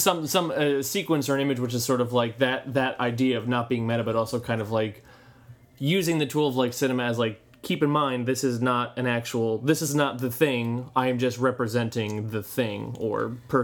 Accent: United States; we're two American guys

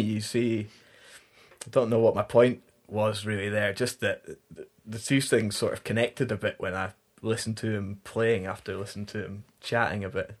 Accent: the Highlands, Scotland, United Kingdom; moved away; growing up in the Highlands

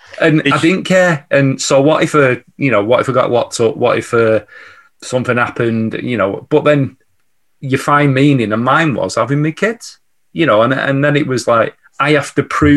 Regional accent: Manchester, North West England, United Kingdom; growing up in Clayton, never ever being told that I'd could work for myself

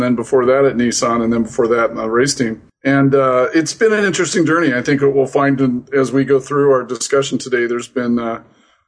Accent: Phoenix, Arizona, United States; I grew up in Phoenix, Arizona

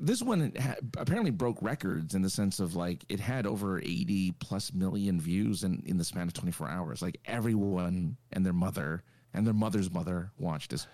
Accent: Los Angeles, California, United States; this is my hometown

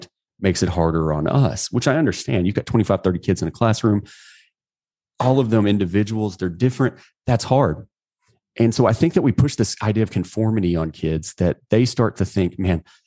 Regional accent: United States; I'm an American

